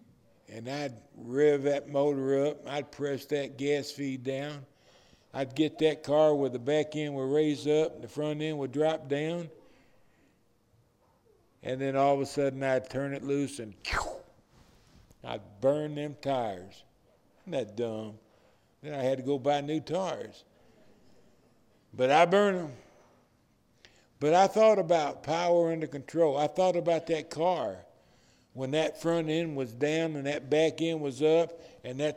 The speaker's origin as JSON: {"language": "English", "town": "Detroit", "region": "Michigan", "country": "United States", "tie": "born or raised there", "said": "I was raised in Detroit"}